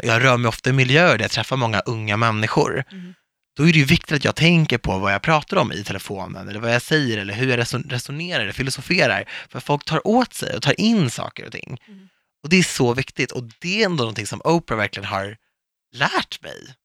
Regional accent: Viksjö, Stockholm County, Sweden; vi var liksom de enda invandrarna i Viksjö

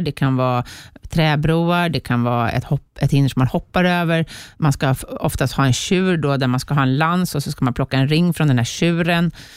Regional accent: Sweden; jag var femte bästa svensk

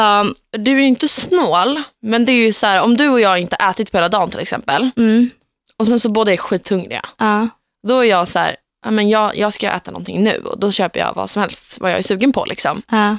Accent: Gnesta, Södermanland, Sweden; Gnesta där jag kommer ifrån

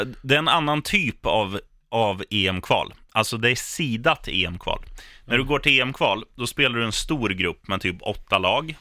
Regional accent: Eskilstuna, Södermanland, Sweden; när jag spelade korpfotboll hemma i Eskilstuna. Mm. Då spelade jag med mina kompisar eh, och vi kommer från en stadsdel

